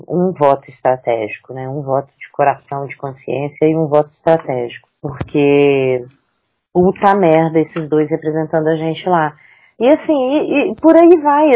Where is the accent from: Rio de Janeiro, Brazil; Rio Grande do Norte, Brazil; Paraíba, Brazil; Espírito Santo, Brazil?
Espírito Santo, Brazil; eu sou capixaba